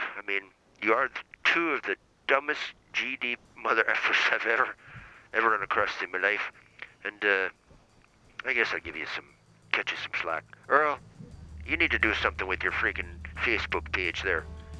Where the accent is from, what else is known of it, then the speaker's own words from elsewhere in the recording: Ireland; born there; I was born in Ireland, yes.